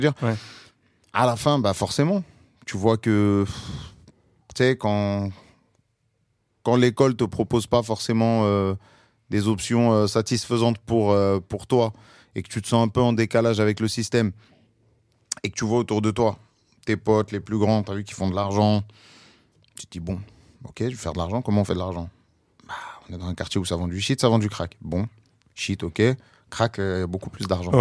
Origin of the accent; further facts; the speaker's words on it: Paris, Île-de-France, France; je suis parisien, j'ai beaucoup voyagé aussi, mais euh, je suis toujours pas loin de, ma ville natale